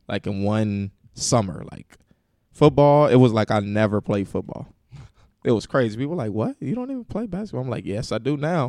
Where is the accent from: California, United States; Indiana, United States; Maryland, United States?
Indiana, United States; Indianapolis; hometown, Indianapolis, man, born and raised, Uh, grew up on the west side of Indianapolis, went to Ben Davis High School